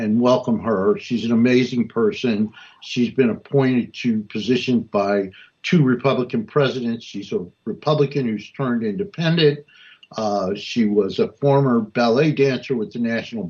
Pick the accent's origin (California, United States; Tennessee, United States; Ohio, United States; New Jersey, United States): New Jersey, United States; Newark; I was born and raised in Newark